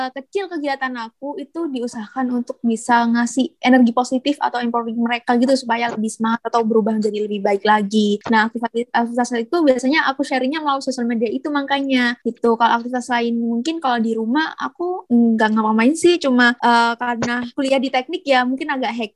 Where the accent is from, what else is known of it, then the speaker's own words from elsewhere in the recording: Pasuruan, East Java, Indonesia; Aku sekarang asalnya itu dari kota Pasuruan, Jawa Timur